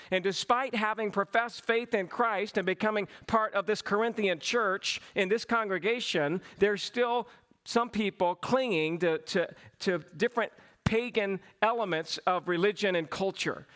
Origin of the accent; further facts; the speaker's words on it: Cochran, Georgia, United States; accent: southern; I grew up in a small town, Cochrane, Georgia.